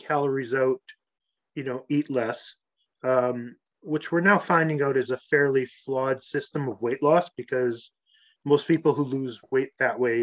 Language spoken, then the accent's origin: English; Canada; I grew up playing hockey in Canada outside